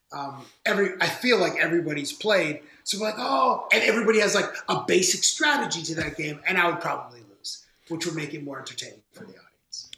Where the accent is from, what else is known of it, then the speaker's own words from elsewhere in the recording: Toronto, Ontario, Canada; I'm from Toronto. We're both from Toronto